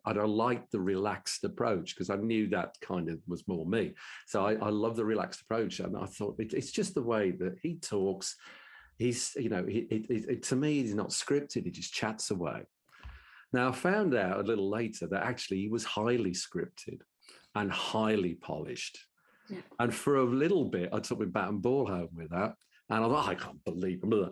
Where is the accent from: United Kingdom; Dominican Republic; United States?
United Kingdom; Birmingham, West Midlands; accent: Brummie; in my best Brummie accent